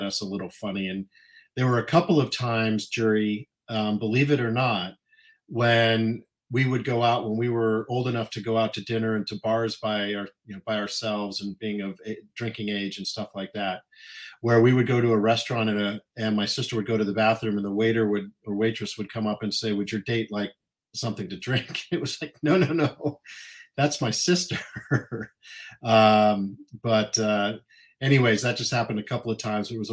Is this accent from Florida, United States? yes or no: no; Littleton, Colorado, United States; moved away as an adult; now in San Anselmo, United States; We grew up in Colorado, just outside Denver, Colorado, in a town called Littleton